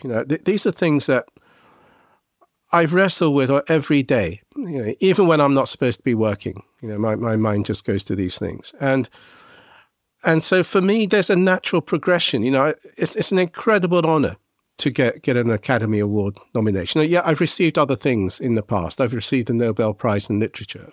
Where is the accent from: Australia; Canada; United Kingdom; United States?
United Kingdom; England; I was a Japanese boy growing up in England